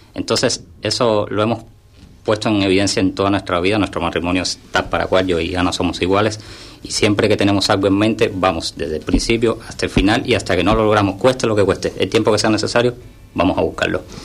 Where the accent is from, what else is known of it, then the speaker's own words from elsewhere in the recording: Havana, Cuba; moved away as an adult; also born or lived in Budapest, Hungary; now in San Pedro del Pinatar, Spain; Yo soy de Cuba pero siempre viví en Cuba